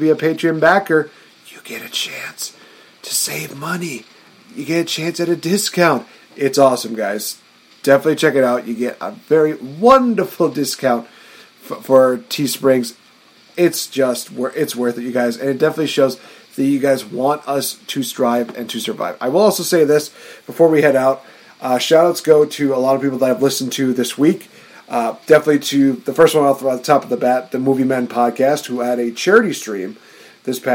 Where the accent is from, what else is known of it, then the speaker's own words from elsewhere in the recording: Wisconsin, United States; I'm an American from Wisconsin